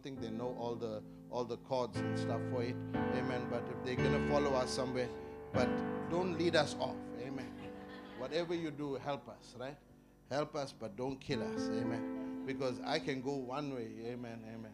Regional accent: South Africa; We're proud of being South African.

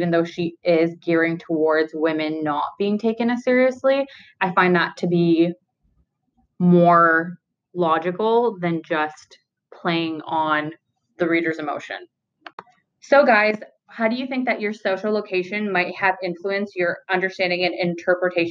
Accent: Ontario, Canada; I've only ever lived in Ontario

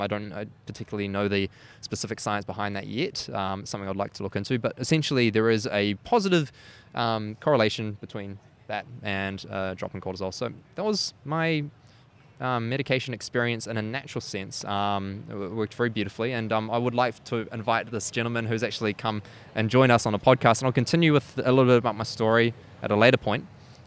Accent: New Zealand; accent: New Zealand; When I went overseas, I lived in a few different countries. And I held on to my New Zealand accent, but I lost actually quite a bit of it, eh?

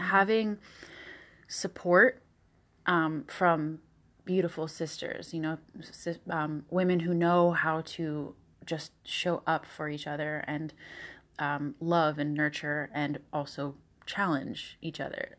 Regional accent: Southern California, United States; moved away as an adult; also born or lived in Tahoe, California; now in New York, United States; in Southern California

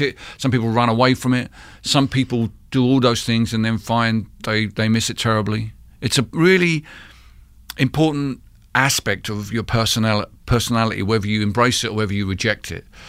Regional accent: London, United Kingdom; the town where I grew up in East London

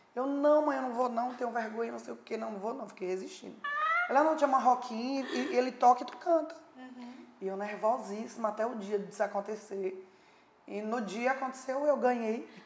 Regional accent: Patos, Paraíba, Brazil; minha vida ali pacata, pequenininha na minha cidade. Sou de Patos, Paraíba.

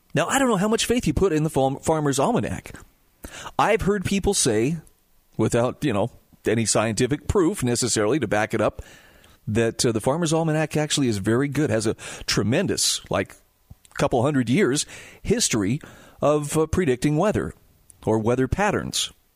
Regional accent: Utah, United States; here in my home state of Utah

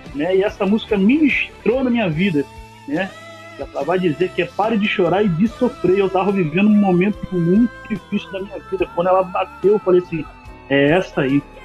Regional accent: Rio de Janeiro, Brazil; Eu sou do Rio de Janeiro, tenho 33 anos

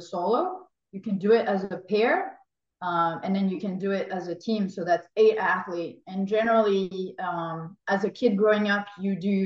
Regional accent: France; moved away; growing up in France, we're not early morning people.

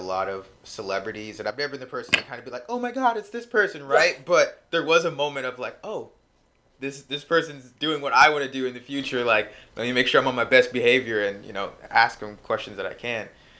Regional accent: California, United States; now in Los Angeles, United States; Granted, I'm from the Bay Area, so I've been down here a couple times, so I am familiar with it.

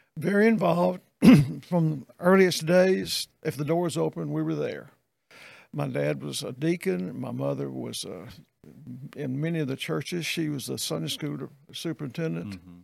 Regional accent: Meridian, Mississippi, United States; moved away as an adult; also born or lived in Texas / Irving, Texas / Greenville / Jackson; I grew up in Meridian

